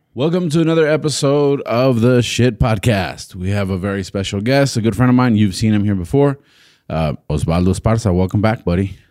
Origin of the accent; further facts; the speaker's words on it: El Paso, Texas, United States; I grew up in El Paso